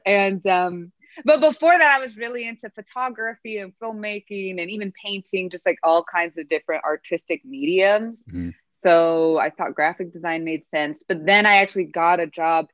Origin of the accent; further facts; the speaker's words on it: Moreno Valley, California, United States; moved away as an adult; now in Los Angeles, United States; I grew up in Moreno Valley, which is in the desert. It's in the Inland Empire